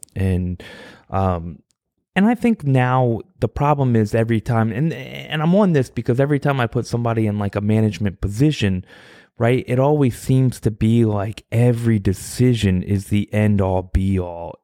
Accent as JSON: {"language": "English", "region": "Virginia", "country": "United States", "said": "I'm from Virginia"}